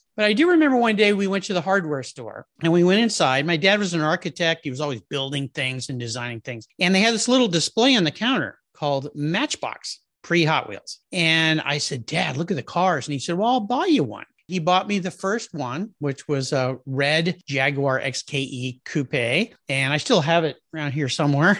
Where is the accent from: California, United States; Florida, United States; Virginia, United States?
California, United States; La Jolla; I grew up in La Jolla, California, which is in Southern California, just north of San Diego.